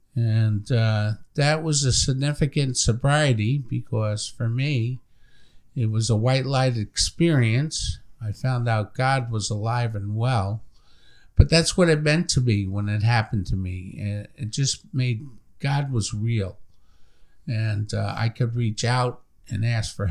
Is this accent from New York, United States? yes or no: yes; Long Island, New York, United States; moved away; I'm from New York originally